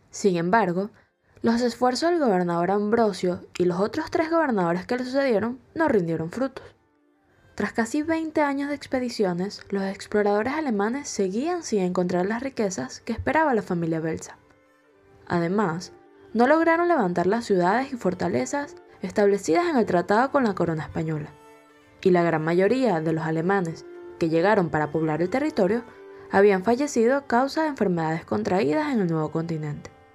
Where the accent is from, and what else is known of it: Venezuela